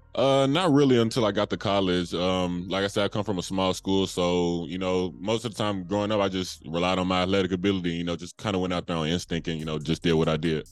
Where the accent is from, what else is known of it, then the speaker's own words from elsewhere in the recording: England, Arkansas, United States; my hometown of England, Arkansas